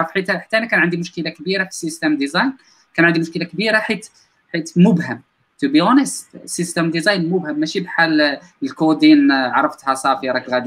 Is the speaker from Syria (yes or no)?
no; Morocco; حنا مغاربه ما كانش عندنا واحد الباك جراوند اللي كبيره